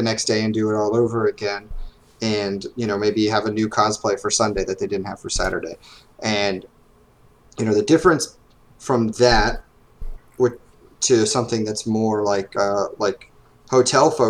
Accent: Annapolis, Maryland, United States; I grew up in Maryland. So I started the Annapolis Comic Con in 2011. And that was just, my hometown where I grew up

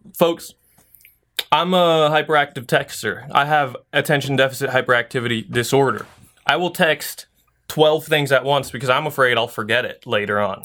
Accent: Philippines

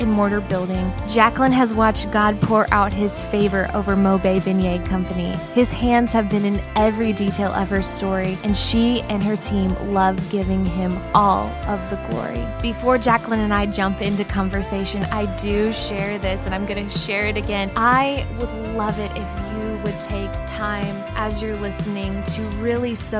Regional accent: Midwest, United States; moved away; I'm from the Midwest.

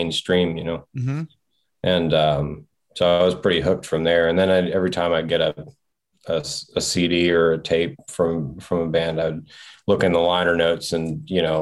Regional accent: Martinsburg, West Virginia, United States; moved away; also born or lived in Silver Spring, Maryland / Lexington, Kentucky; I was born in Silver Spring, Maryland. I grew up mostly in West Virginia, kind of in the Eastern Panhandle, a little area. Martinsburg is kind of the bigger town in the area that I was in.

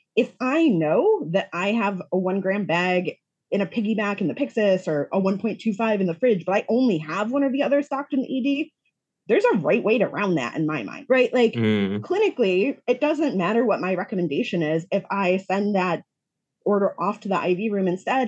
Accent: Rochester, New York, United States; moved away as an adult; also born or lived in Buffalo, New York; now in Chicago, United States; originally, I am from Rochester, New York.

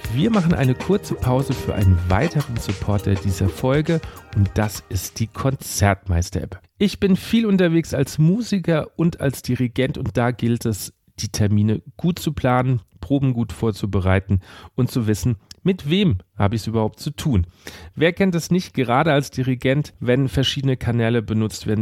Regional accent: Aschaffenburg, Bavaria, Germany; now in Mainz, Germany; ich wohne jetzt in Mainz. Ich komme aber ursprünglich aus Aschaffenburg

